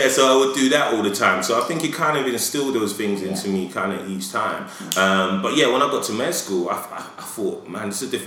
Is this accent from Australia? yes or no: no; London, United Kingdom; I grew up in Edmonton